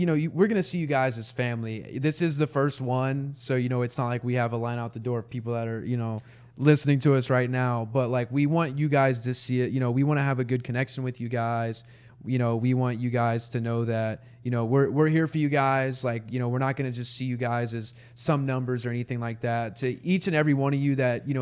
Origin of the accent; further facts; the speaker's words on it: Marble Falls, Texas, United States; also born or lived in Austin, Texas; I grew up in Marble Falls, Texas, and moved to Austin when I was 11.